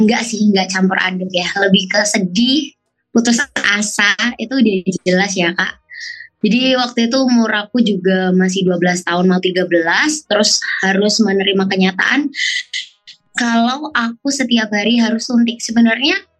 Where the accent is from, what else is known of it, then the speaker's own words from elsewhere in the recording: Surabaya, East Java, Indonesia; aku dari Kota Surabaya